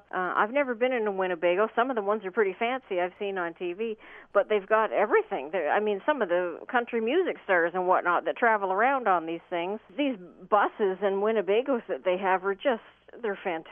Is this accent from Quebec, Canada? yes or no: no; Ontario, Canada; I'm from Ontario, Canada.